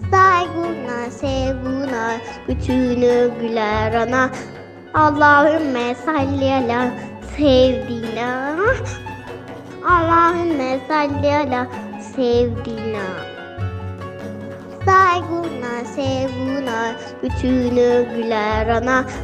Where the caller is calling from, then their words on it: Kocaeli, Turkey; Ben Kocaeli'den.